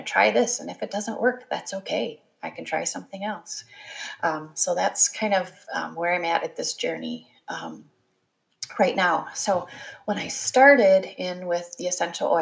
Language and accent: English; Wisconsin, United States; also born or lived in Ohio; I grew up in the Midwest. I am a Wisconsin girl. I was born in Ohio, but we quickly moved to Wisconsin.